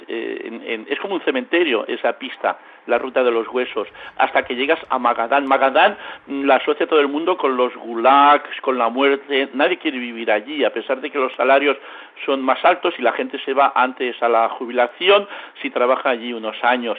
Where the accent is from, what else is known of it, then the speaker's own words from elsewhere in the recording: L'Hospitalet de Llobregat, Catalonia, Spain; also born or lived in Novosibirsk; mi pueblo, Hospitalet de Llobregat.